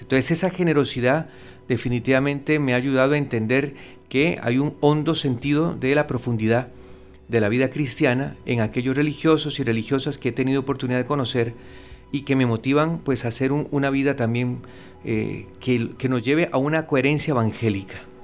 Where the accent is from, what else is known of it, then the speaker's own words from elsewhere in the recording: Costa Rica; now in Puerto Rico; soy de Costa Rica